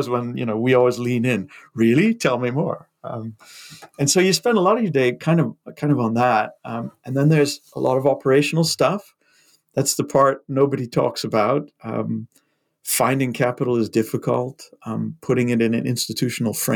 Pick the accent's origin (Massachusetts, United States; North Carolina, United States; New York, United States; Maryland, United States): Massachusetts, United States; moved away as an adult; I grew up in Massachusetts and did my first degree there and started my career there